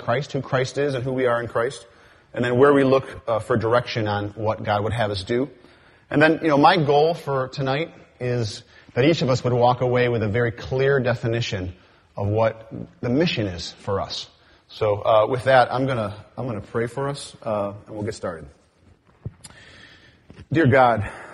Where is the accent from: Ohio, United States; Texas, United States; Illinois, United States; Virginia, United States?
Ohio, United States; Cleveland; I am from Cleveland, Ohio, the home of the Cleveland Indians